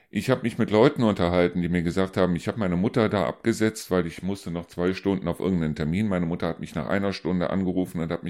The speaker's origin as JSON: {"language": "German", "region": "North Rhine-Westphalia", "country": "Germany", "said": "ich komme ja selber aus dem Rheinland, solche Städtchen wie Miel zum Beispiel."}